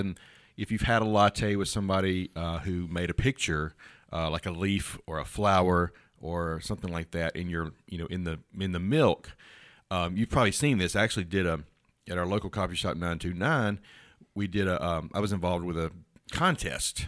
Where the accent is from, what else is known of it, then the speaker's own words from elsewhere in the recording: Houston, Texas, United States; I was born in Houston.